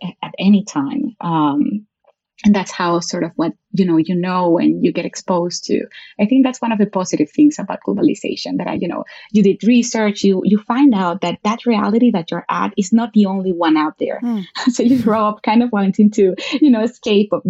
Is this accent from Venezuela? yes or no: yes; Venezuela; moved away as an adult; now in Brazil; I was, yes, born and raised in Venezuela. I grew up there.